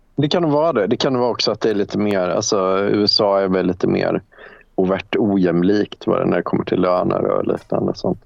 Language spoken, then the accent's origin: Swedish; Värmland, Sweden; moved away; also born or lived in Denmark; när jag växte upp alltså, i, i Värmland